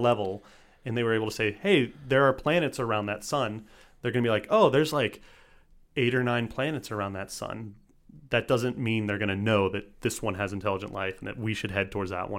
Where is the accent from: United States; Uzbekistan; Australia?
United States; Texas; I'm from Texas.